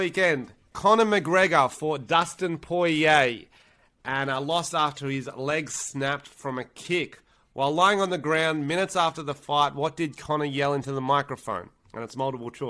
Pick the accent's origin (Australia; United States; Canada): Australia; St. George Illawarra, New South Wales; St. George Illawarra Dragons, so my hometown team